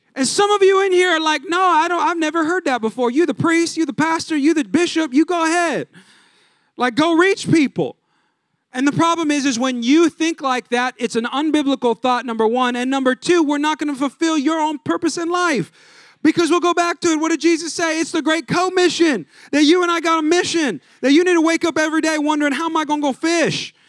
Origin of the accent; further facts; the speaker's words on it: California, United States; I'm from California. Everything was flip-flops